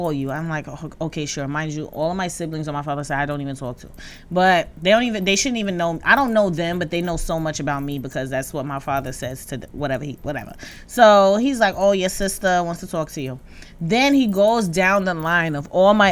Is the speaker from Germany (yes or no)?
no; Jersey City, New Jersey, United States; I'm from Jersey City.